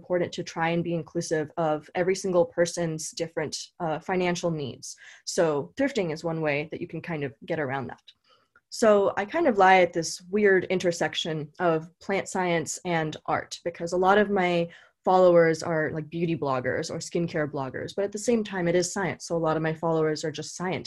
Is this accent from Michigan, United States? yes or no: no; California, United States; I was born in California and I went to UC Davis.